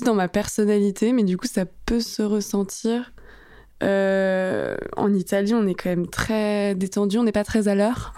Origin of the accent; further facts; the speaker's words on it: Asnières-sur-Seine, Île-de-France, France; also born or lived in Paris / Italy; j'ai grandi à Agnières. Je fais tout mon primaire, collège, lycée là-bas.